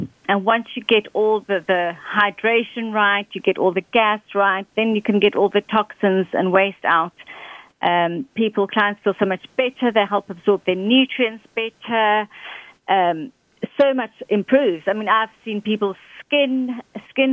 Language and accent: English; Johannesburg, Gauteng, South Africa; moved away as an adult; now in United Kingdom; I'm originally from South Africa, Johannesburg, and I've been living now in the UK for 15 years